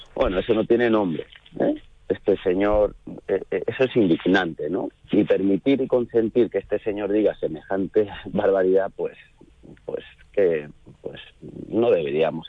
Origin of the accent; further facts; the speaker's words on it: Córdoba, Andalusia, Spain; aquí en mi plaza, en mi tierra, en Córdoba